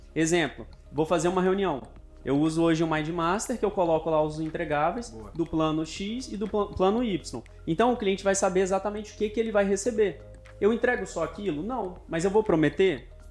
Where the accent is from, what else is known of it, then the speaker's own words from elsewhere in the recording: Vila Velha, Espírito Santo, Brazil; Eu sou de Vila Velha, Espírito Santo